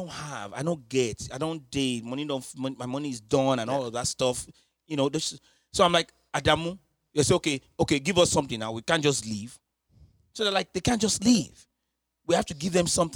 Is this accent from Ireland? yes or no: no; Nigeria; growing up in Nigeria